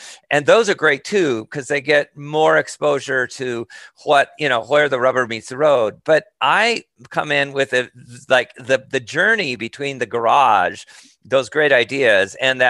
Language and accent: English; Montana, United States; moved away; I grew up in Montana in a small ranching community and ended up leaving